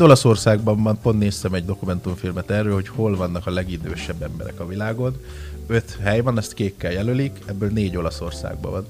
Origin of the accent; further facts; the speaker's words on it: Hungary; én oda mentem magyarként, mi nagyon fűszeresen, zsírosan eszünk